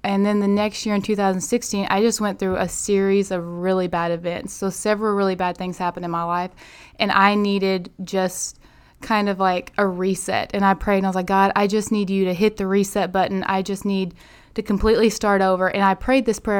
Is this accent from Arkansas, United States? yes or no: yes; Manila, Arkansas, United States; also born or lived in Cincinnati, Ohio / Little Rock, Arkansas; I'm originally from Manila, Arkansas, so my dad pastors over there in Manila. So I've grown up in Section five area